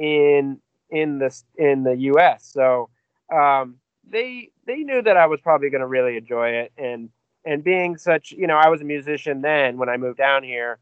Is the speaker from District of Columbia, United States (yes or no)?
yes; Washington, District of Columbia, United States; moved away as an adult; also born or lived in Chevy Chase, Maryland; now in New Orleans, United States; where I grew up in Washington, D.C.